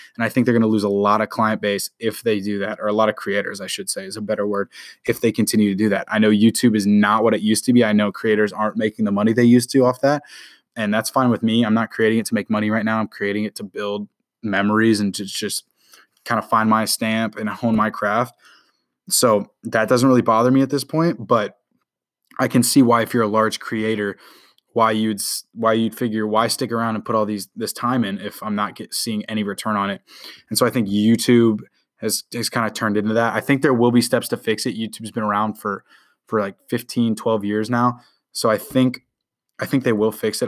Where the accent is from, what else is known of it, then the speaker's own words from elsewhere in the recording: Indianapolis, Indiana, United States; moved away; also born or lived in Houston; I was born in Indianapolis.